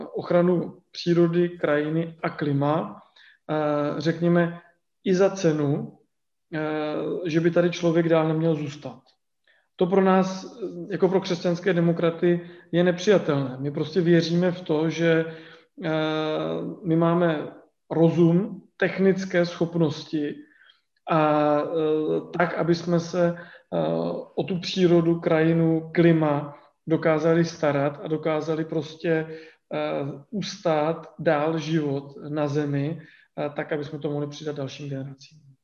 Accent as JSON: {"language": "Czech", "region": "Vysočina Region", "country": "Czechia", "tie": "born or raised there", "said": "já jsem jako dítě, protože pocházím z Vysočiny, já jsem na vesnici eh, vyrůstal"}